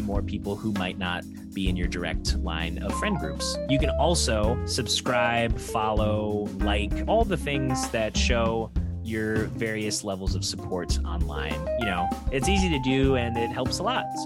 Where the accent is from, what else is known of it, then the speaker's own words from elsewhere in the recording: Michigan, United States; being in Michigan and growing up in Michigan